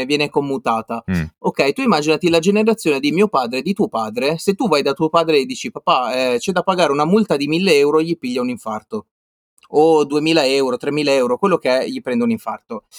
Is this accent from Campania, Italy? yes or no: no; Liguria, Italy; moved away; io sono ligure